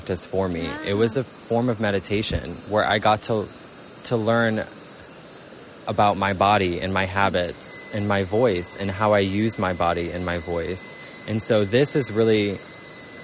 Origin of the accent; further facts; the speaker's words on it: Orlando, Florida, United States; moved away; I am from America